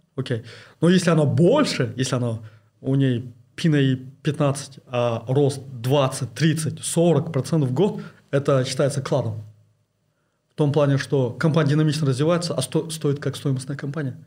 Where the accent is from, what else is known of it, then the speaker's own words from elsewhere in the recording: East Kazakhstan Region, Kazakhstan; moved away as an adult; also born or lived in Kostanay Region / Almaty / London / Kyiv; я родился в Кустанайской области, э, учился э, в Восточно-Казахстанской области